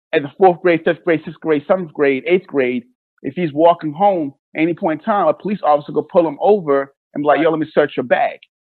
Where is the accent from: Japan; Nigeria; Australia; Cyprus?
Nigeria; now in United States; I'm Nigerian